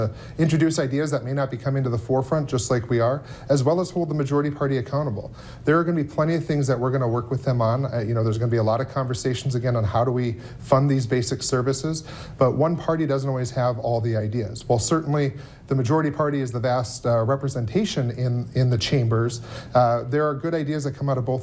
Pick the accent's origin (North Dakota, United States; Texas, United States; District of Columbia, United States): North Dakota, United States; Minot; I grew up in Minot